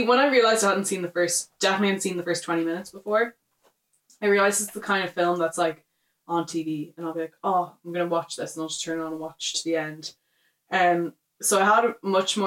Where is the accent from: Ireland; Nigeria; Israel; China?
Ireland; us being Irish